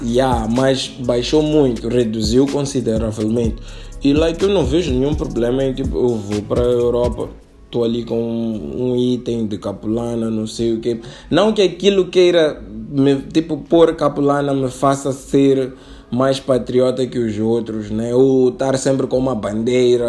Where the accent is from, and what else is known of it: Mozambique